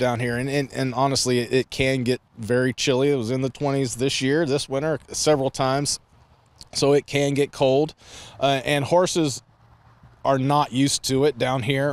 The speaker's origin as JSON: {"language": "English", "region": "Ohio", "country": "United States", "tie": "born or raised there", "moved": "yes", "said": "I grew up in Ohio"}